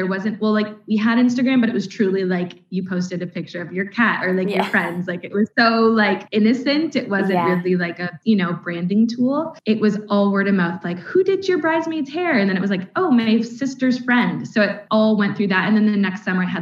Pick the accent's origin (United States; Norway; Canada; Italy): Canada; accent: Canadian; moved away as an adult; now in Northern Ireland, United Kingdom; I'm obviously Canadian. I think that comes across with my accent